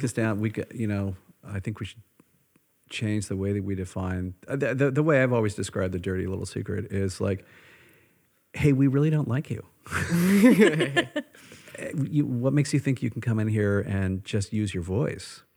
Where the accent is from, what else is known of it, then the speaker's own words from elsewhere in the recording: United States; who I am as an American